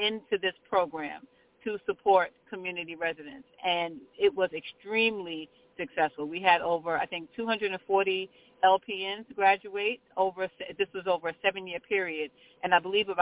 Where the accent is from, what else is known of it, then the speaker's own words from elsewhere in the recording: New York City, New York, United States; I was born and raised in Brownsville. I currently work in Brownsville